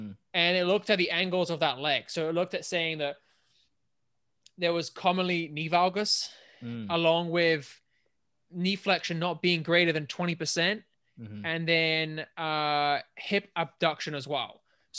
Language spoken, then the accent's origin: English; England, United Kingdom; born or raised there